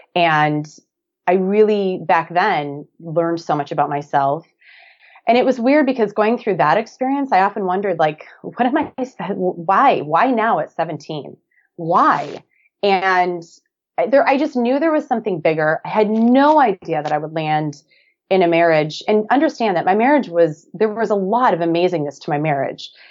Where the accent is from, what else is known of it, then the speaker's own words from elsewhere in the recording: Black Earth, Wisconsin, United States; moved away as an adult; now in Hermosa Beach, United States; I'm originally from a small town of about eleven hundred people, little farming community called Black Earth, Wisconsin